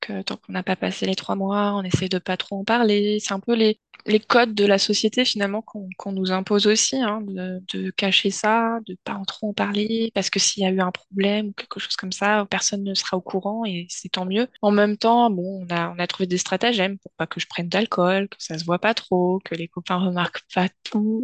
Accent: Finistère, Brittany, France; je suis euh, une bonne euh, bretonne, pure beurre, euh, plus précisément du Finistère

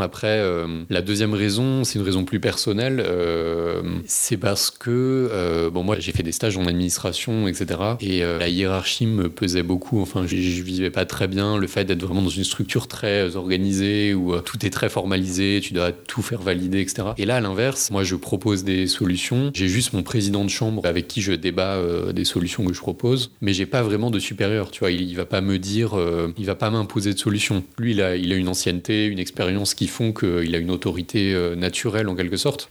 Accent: Paris, Île-de-France, France; j'habite à Paris, j'ai grandi à Paris

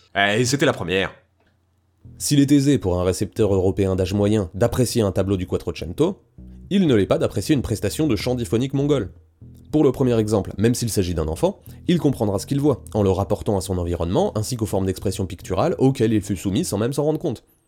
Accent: France; je suis français

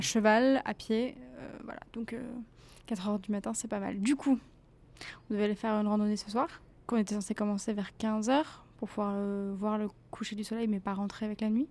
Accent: Normandy, France; je viens d'à côté d'Evreux

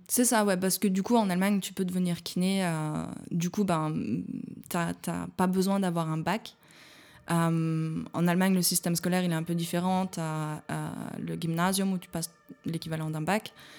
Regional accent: Jura mountains, Bourgogne-Franche-Comté, France; moved away as an adult; also born or lived in Chambéry; now in Berlin, Germany; moi je viens des montagnes du Jura, je suis pas loin des Alpes. Quand j'étais gamine, euh, c'était normal qu'il fasse moins 20

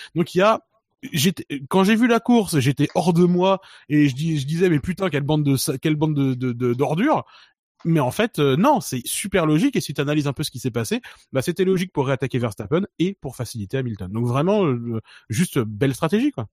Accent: France; on est français

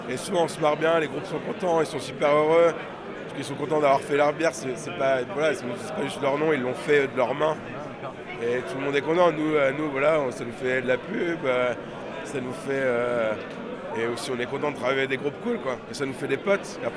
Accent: England, United Kingdom; On fait, voilà, on est anglais, donc euh, on est, enfin, on travaille euh, sur le marché anglais.

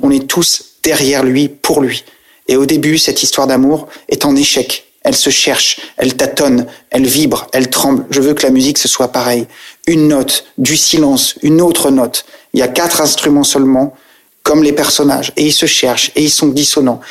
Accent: Saintes, Nouvelle-Aquitaine, France; also born or lived in Île d'Oléron; moi, c'était Droyan, Oléron, je suis né à Sainte, mais on est du même coin.

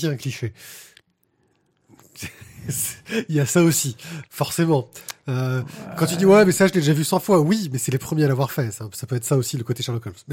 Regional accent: France; Bon, on est français, on va faire un manga à la française dans le sens japonais

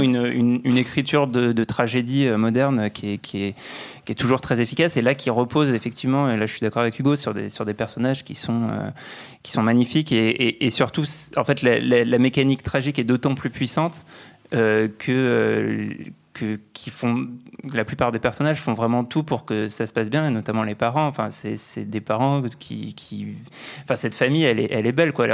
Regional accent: France; accent: French; avec mon petit accent français

